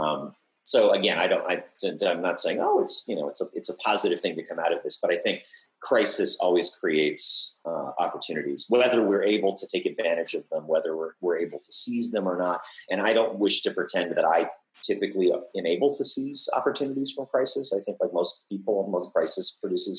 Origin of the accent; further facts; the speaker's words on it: United States; also born or lived in Colorado, United States / Montana, United States; I grew up in the American West, and I was surrounded by infrastructure of nuclear war. I grew up near Rocky Flats before we moved to, which is in Colorado